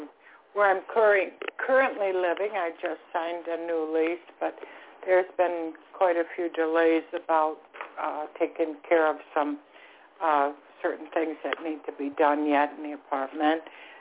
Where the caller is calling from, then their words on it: Florida, United States; Hi, this is … I'm calling from Florida.